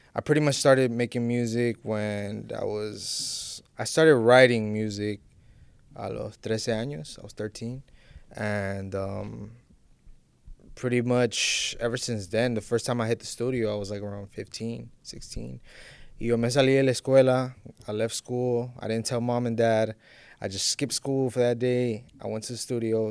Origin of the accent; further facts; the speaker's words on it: Miami, Florida, United States; I'm Honduran, I'm an Honduran artist, but I was born and raised in Miami